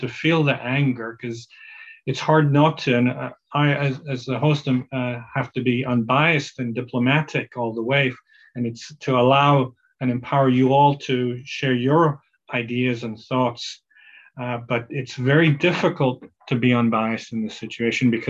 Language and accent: English; Qatar; I grew up in Qatar